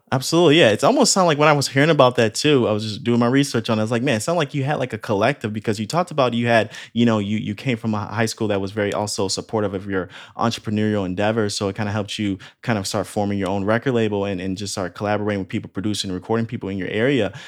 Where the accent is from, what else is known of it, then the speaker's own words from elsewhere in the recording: Illinois, United States; now in Orange County, United States; I'm originally from Illinois